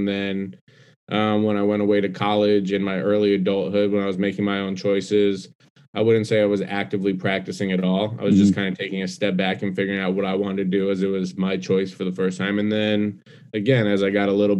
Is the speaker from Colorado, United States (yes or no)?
yes; Denver, Colorado, United States; moved away as an adult; also born or lived in Atlanta; now in New York, United States; I was born and raised in Denver.